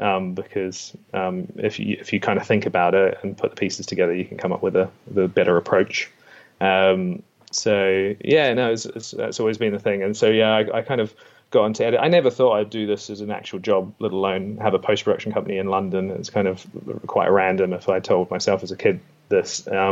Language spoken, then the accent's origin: English; New Plymouth, Taranaki, New Zealand; accent: Kiwi; moved away; I'm from New Plymouth.